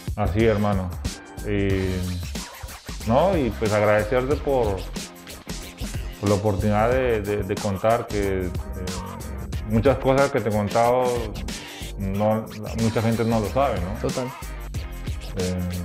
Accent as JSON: {"language": "Spanish", "country": "Peru", "moved": "yes", "said": "yo vengo de Perú"}